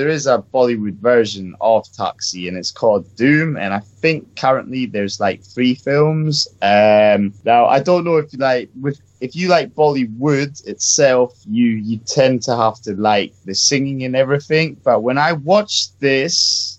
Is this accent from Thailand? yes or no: yes; Thailand; I'm Thai, yeah, so that's my Asian people right there